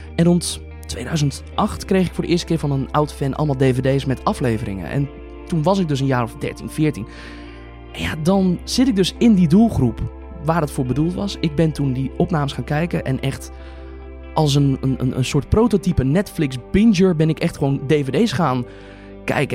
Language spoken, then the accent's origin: Dutch; 's-Hertogenbosch, North Brabant, Netherlands; geboren en getogen in Sertogenbos